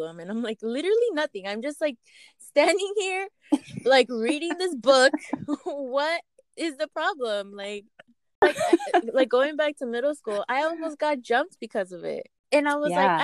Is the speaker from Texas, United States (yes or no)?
no; Los Angeles, California, United States; I was born in Los Angeles, California. Both my parents are from Mexico. I'm first generation